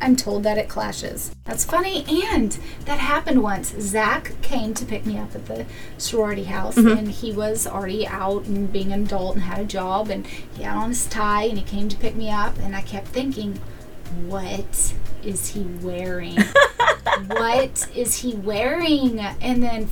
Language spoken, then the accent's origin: English; Arkansas, United States; I grew up in Arkansas